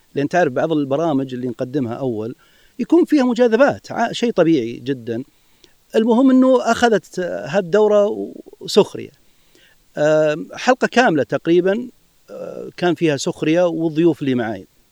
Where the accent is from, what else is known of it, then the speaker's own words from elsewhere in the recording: Saudi Arabia; نحن في المملكه العربيه السعوديه